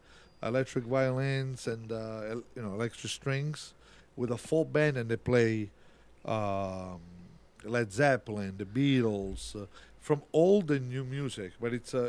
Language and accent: English; Italy; now in Rochester, United States; I grew up in Italy.